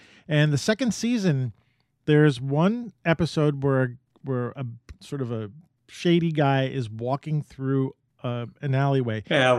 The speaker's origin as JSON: {"language": "English", "region": "New York", "country": "United States", "said": "So I'm from New York"}